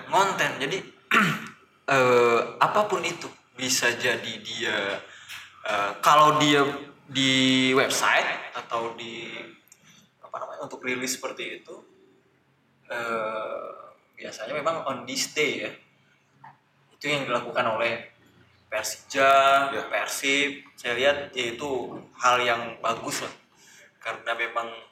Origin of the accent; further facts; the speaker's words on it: Riau Islands, Indonesia; saya dari Kepulauan Riau.